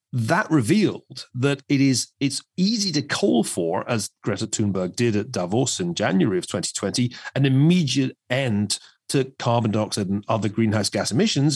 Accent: Scotland, United Kingdom; my own native land. If you had gone to Scotland

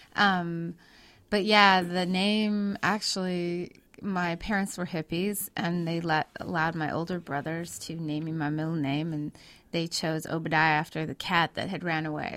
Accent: Vancouver, British Columbia, Canada; also born or lived in Kootenays, British Columbia; I grew up in Canada, um, but most of my family lives in states. And there's an area that we lived in in British Columbia called the Kootenays

